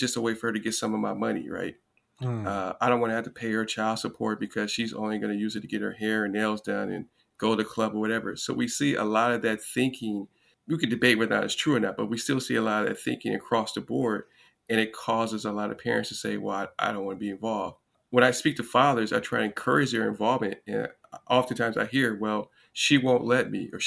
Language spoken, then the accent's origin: English; Los Angeles, California, United States; I grew up in Los Angeles, two-parent household.